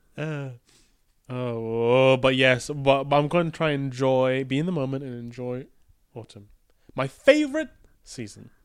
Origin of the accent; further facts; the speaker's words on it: Malaysia; moved away; I grew up playing this in Malaysia, in the ga-, game arcades, in Kotak and the Balu